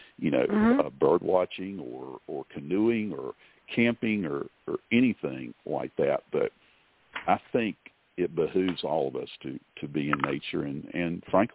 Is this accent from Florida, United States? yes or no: no; Eastern North Carolina, United States; Where I grew up is in Eastern North Carolina.